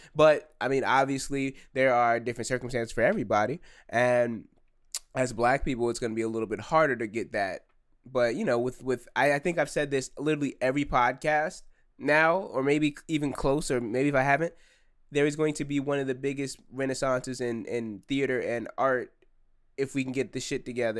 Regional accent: United States; I am an American citizen

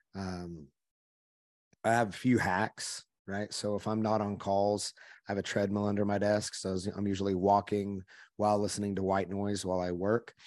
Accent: Oklahoma, United States; I'm from Oklahoma, which you can probably hear my voice a little bit. I grew up in the country.

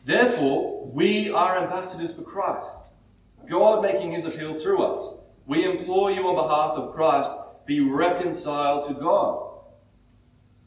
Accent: Australia; we're very Aussie

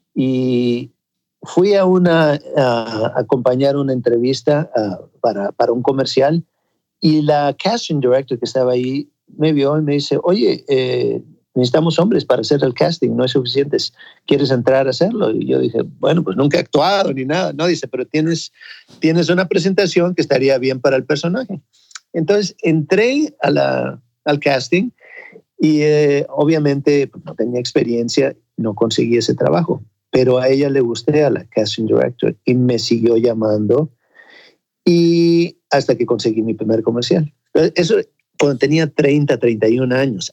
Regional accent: Ensenada, Baja California, Mexico; moved away; also born or lived in Acapulco / Mexico City; yo nací en Ensenada, pero eh, viajábamos, mi papá se cambiaba a Acapulco, en la hotelería, luego a la Ciudad de México, pero prácticamente en Ensenada crecí.

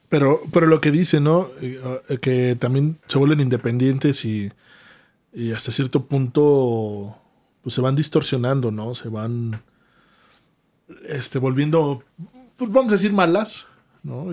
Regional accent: Oaxaca, Mexico; somos de Oaxaca

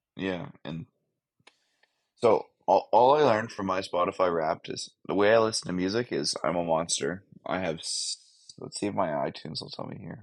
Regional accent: Canada; I'm very Canadian

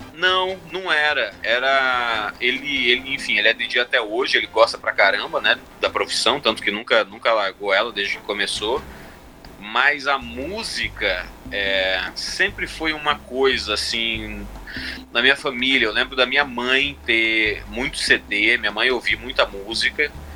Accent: Sinop, Mato Grosso, Brazil; moved away as an adult; also born or lived in Cuiabá, Mato Grosso; now in Chicago, United States; dos meus 8 até os meus 19, mais ou menos, eu cresci em Sinop

